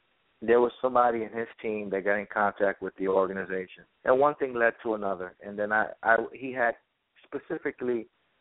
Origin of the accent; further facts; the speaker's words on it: New York City, New York, United States; growing up in the Bronx